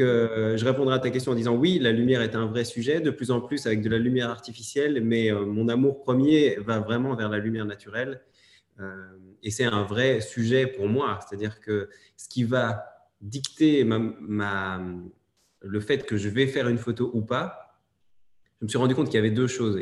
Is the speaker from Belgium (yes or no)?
yes; Belgium; je suis belge